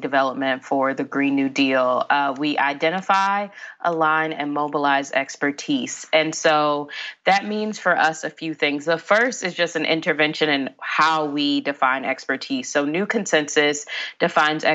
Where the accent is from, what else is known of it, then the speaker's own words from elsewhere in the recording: Chicago, Illinois, United States; I grew up in Inglewood in Chicago